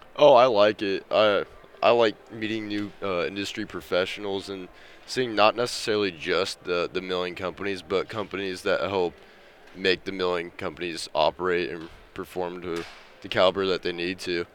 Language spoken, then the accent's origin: English; Salina, Kansas, United States; I'm from Salina, Kansas